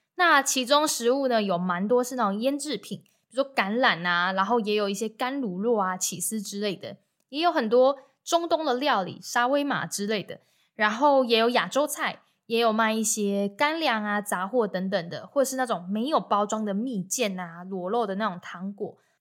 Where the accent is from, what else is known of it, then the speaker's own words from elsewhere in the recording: Taiwan; 然后我就说台湾